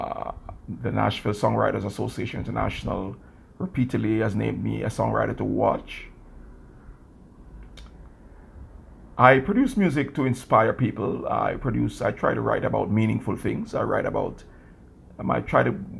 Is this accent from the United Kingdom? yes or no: no; Kingston, Jamaica; now in New York City, United States; I grew up in Kingston, Jamaica. I was born and raised there